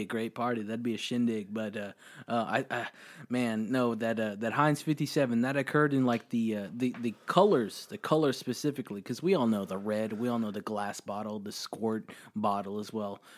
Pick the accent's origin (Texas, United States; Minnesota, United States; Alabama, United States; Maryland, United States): Texas, United States; Austin; I'm from Austin